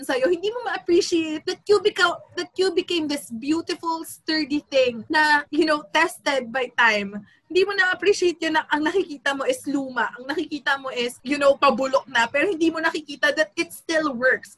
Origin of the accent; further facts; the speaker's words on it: Quezon City, Metro Manila, Philippines; taga Quezon City ako